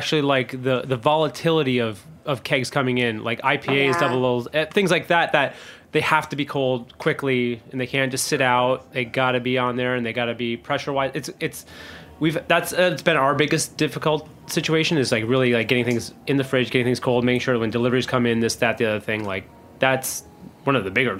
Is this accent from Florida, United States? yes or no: no; Vermont, United States; So Lost Nation, I'm from Vermont, like always had tons of Lost Nation though.